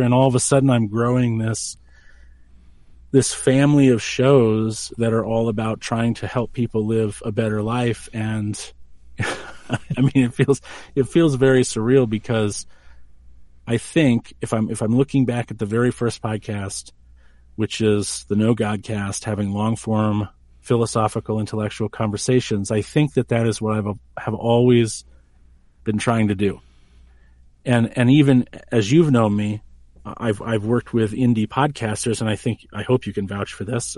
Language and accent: English; New Hampshire, United States; also born or lived in Maine; now in Colorado, United States; I was born in New Hampshire